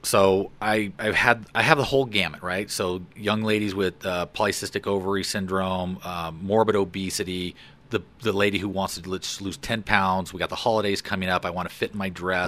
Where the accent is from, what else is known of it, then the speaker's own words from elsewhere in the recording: Fort Collins, Colorado, United States; also born or lived in LaPorte, Colorado; I grew up in Fort Collins. So my parents moved us there in nineteen sixty-eight. I was a year and a half old.